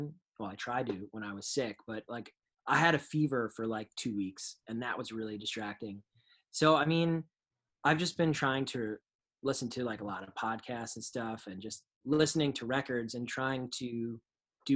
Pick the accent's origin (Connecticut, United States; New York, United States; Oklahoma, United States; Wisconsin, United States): New York, United States; New York and Long Island, United States; growing up in New York and Long Island